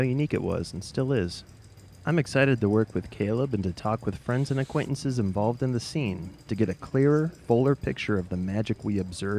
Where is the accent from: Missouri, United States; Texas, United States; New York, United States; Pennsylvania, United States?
Missouri, United States; St. Louis; moved away as an adult; now in Colorado, United States; I'm from St. Louis.